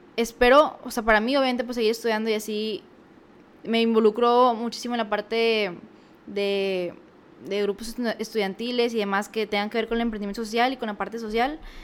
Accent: Mexico; uno como mexicano

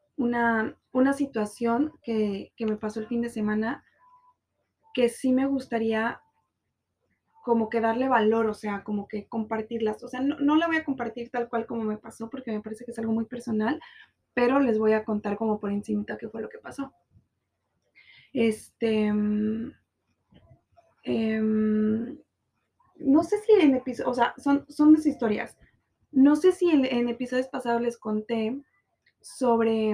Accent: Guadalajara, Jalisco, Mexico; now in Cancún, Mexico; amigos de mi, de mi tierra

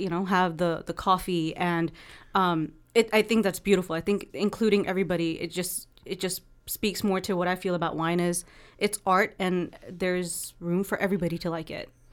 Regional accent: East Coast, United States; now in Oakland, United States; I'm from the East Coast.

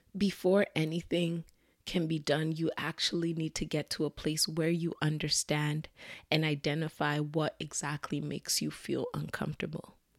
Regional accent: Nigeria; I'm Nigerian

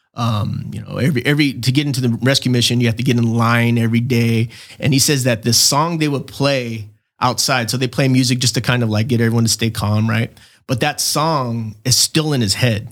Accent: Chula Vista, California, United States; born and raised in Chula Vista, nineteen seventy-eight, August twentieth

